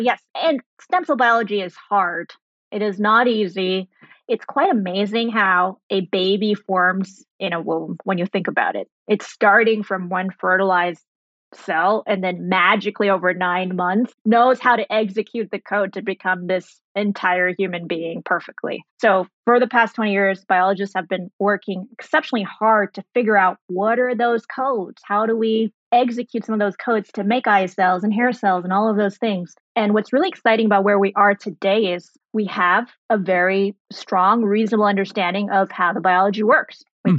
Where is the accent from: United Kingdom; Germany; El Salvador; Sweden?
Germany; also born or lived in Saudi Arabia / Sri Lanka; So I was born in Saudi Arabia. I grew up in Germany. Went to high school in Sri Lanka